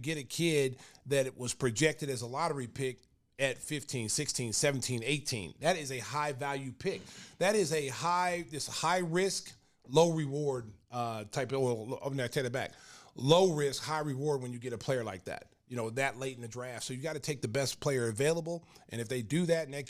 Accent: Oklahoma, United States; moved away as an adult; now in Chicago, United States; I was born and raised in Oklahoma

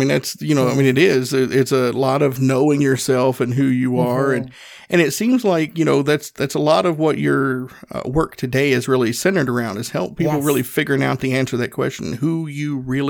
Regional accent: Tennessee, United States; I grew up in Northeast Tennessee, dirt floor poor.

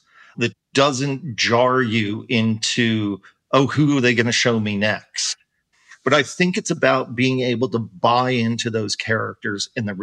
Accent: Florida, United States; I'm from Florida

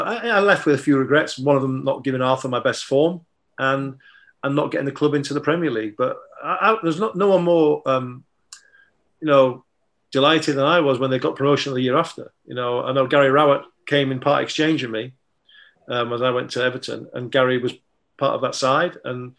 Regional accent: Germany; So I was a Liverpool fan, growing up in Germany in the 70s and watching Match of the Day when I came home for Christmas

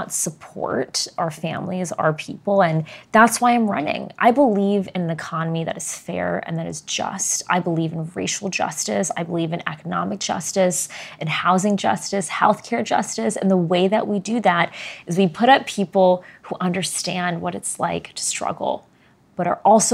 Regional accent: Arlington, Virginia, United States; I was born right here in Virginia's 8th district, in Arlington, mm-hmm. in Northern Virginia.

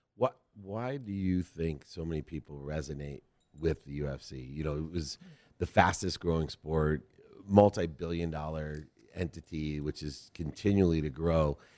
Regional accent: Ohio, United States; moved away; we're both from Ohio originally, born there

